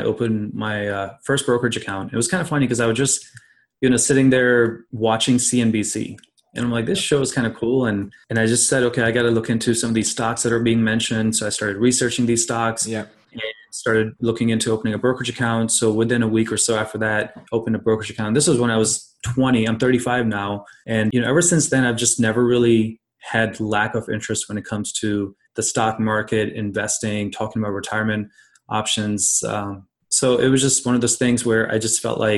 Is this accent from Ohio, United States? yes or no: yes; Columbus, Ohio, United States; now in Cincinnati, United States; I'm originally from Columbus, Ohio, but I practice in Cincinnati now.